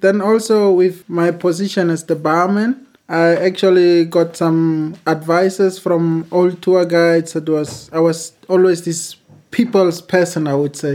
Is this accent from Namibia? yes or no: yes; Windhoek, Khomas, Namibia; I'm from Namibia